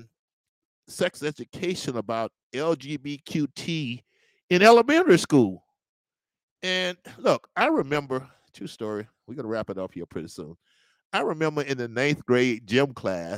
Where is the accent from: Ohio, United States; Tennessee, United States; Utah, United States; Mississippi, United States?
Mississippi, United States; Natchez; I was born and raised in Natchez, Mississippi.